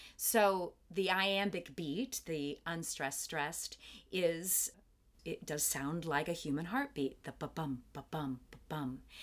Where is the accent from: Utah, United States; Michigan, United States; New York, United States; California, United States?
Michigan, United States; Kalamazoo; also born or lived in Detroit; I was lucky enough to grow up in a town, my hometown of Kalamazoo, Michigan